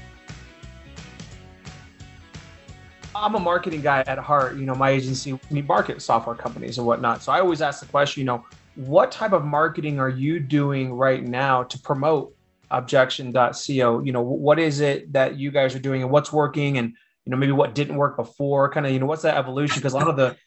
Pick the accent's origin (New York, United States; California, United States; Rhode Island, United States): California, United States; Bay Area; I'm a geek from the Bay Area.